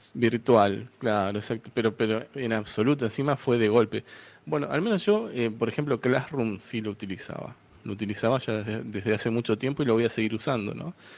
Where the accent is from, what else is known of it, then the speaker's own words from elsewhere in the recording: Buenos Aires, Argentina; de Buenos Aires, Argentina